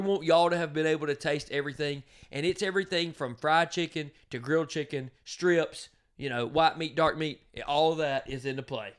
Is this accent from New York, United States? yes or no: no; Donalsonville, Georgia, United States; I'm from Donaldsonville, Georgia.